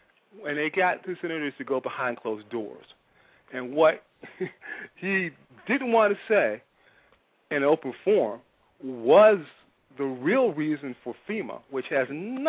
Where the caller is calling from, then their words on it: Chicago, Illinois, United States; Chicago, Bronzeville.